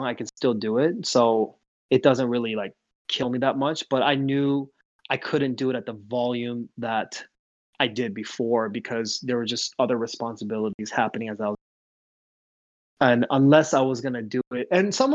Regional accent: the Northwest, Washington, United States; also born or lived in Seoul, South Korea / Ohio; we grew up in the Northwest

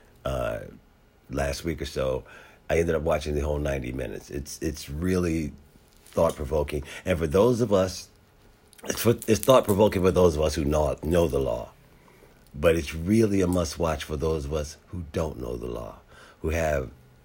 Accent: Philadelphia, Pennsylvania, United States; also born or lived in San Diego, California; now in Washington, D.C., United States; Growing up in Philadelphia

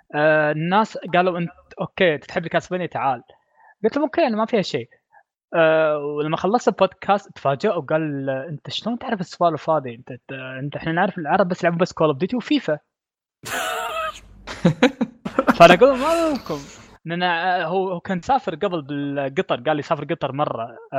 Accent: Kuwait; كويتي انا

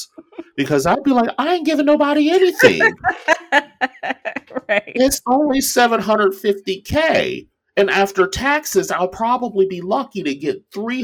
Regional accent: Cincinnati, Ohio, United States; moved away as an adult; I moved away from Cincinnati the moment I graduated high school

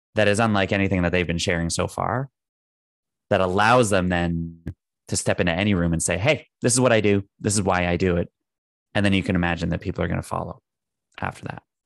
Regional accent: Canada; I'm Canadian

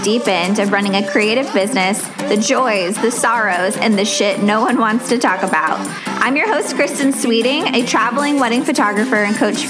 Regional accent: Virginia, United States; now in Tennessee, United States; when I was growing up in Virginia, we never started school until after Labor Day

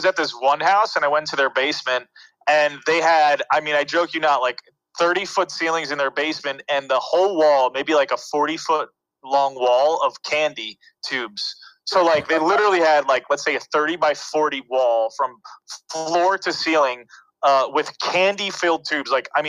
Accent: New York City, New York, United States; also born or lived in Los Angeles / New Jersey; I was born in New York City, and you know, my parents would go to work every day, and I was raised by my grandma, you know, during the day as a child. So she lived on St. Mark's Place since the 50s.

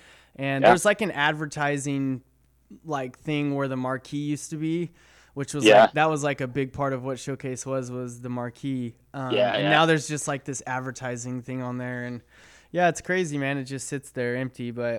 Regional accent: Corona, California, United States; I grew up in Corona, California

